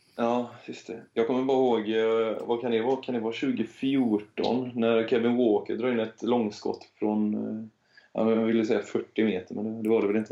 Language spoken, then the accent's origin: Swedish; Hälsö, Västra Götaland, Sweden; moved away; Jag kommer från Hälsö i, ute i norra skärgården.